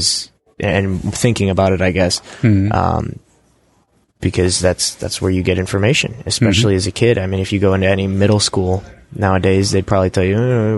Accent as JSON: {"language": "English", "region": "Ohio", "country": "United States", "said": "WikiConference North America is in my home state, at my university."}